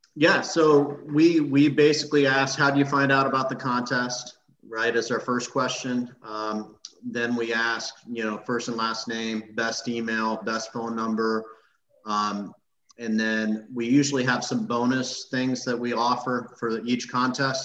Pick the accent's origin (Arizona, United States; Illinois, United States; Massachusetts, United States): Illinois, United States; moved away as an adult; now in Tampa Bay, United States; I grew up in Illinois.